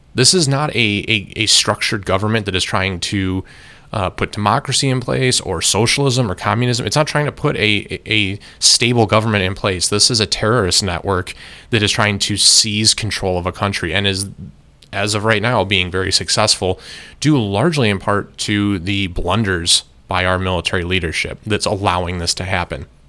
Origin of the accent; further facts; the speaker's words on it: United States; I am an American citizen and an American taxpayer